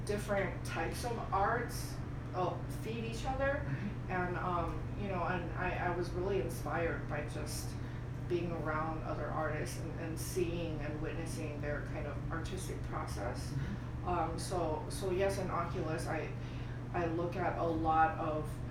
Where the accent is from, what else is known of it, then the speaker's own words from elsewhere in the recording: Bay Area, California, United States; also born or lived in Wuhan, China / Boston, Massachusetts / Mountain View, California; I mostly grew up in the Bay Area